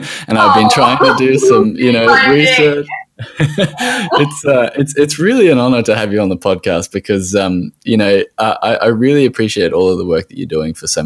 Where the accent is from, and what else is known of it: Australia